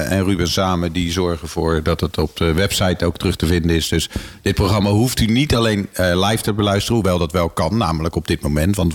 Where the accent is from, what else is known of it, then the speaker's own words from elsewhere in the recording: Rotterdam, South Holland, Netherlands; now in Houten, Netherlands; Ik kom helemaal niet uit de agrarische achtergrond. Ik kom uit Rotterdam.